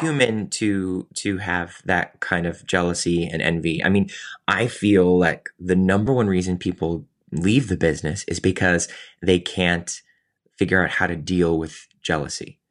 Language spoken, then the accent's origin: English; Cleveland, Ohio, United States; moved away; also born or lived in New York; I was from Cleveland